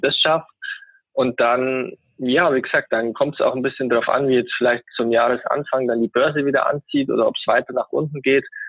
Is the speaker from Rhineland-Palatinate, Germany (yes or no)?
no; Augsburg, Bavaria, Germany; ich komme aus Augsburg, einer Bundesliga-Stadt